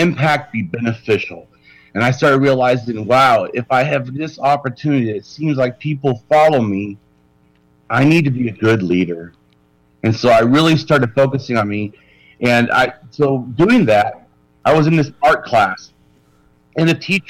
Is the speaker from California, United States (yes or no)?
yes; Long Beach, California, United States; I was born in California. I was born in Long Beach